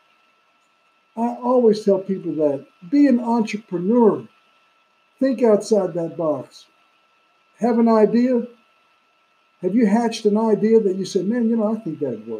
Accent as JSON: {"language": "English", "town": "New York City", "region": "New York", "country": "United States", "tie": "born or raised there", "said": "Brooklyn, New York, my hometown"}